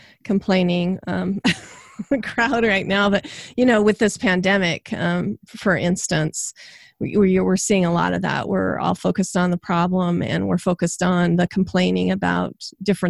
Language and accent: English; Idaho, United States; I'm from Idaho